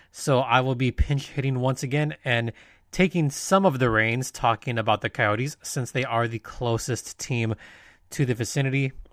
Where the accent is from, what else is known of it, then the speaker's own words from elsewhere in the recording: Southern California, United States; we're from SoCal